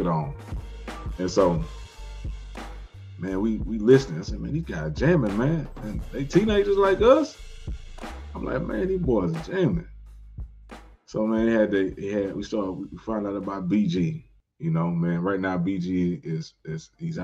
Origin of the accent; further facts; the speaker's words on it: Houston, Texas, United States; I grew up in Southeast Houston.